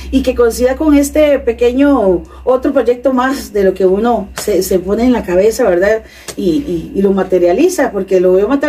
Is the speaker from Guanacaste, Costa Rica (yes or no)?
no; Cartago, Costa Rica; En Cartago.